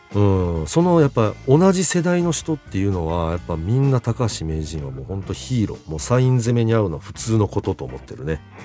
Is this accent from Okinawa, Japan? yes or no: no; Kamogawa, Chiba, Japan; 私の地元である鴨川市